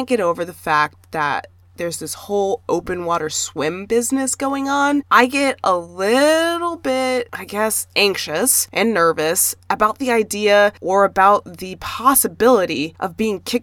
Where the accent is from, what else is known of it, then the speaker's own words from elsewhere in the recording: Southwest, United States; moved away; growing up in the Southwest